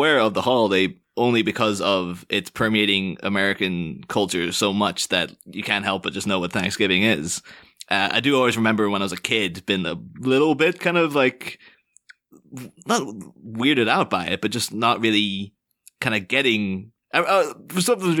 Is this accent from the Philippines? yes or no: no; Ireland; And so maybe there was a little bit of like, yeah, I'm not that proud to be Irish, and I'm not, you know, and also then within the mind, like, well, I'm not British either.